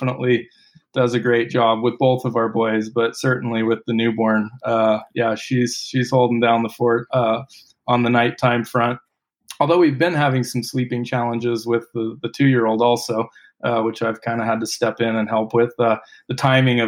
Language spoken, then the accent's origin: English; Maui, Hawaii, United States; moved away as an adult; also born or lived in Reno, Tahoe area; now in Maui, United States; I grew up on Maui